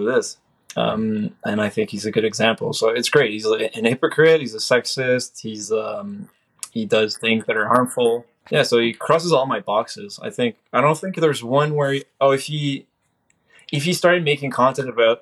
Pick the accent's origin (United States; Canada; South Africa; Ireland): Canada; I'm Canadian